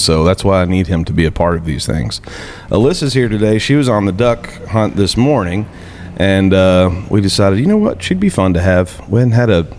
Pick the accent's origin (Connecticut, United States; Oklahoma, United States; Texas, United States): Texas, United States; Mineral Wells; We are in downtown Mineral Wells, Texas, my hometown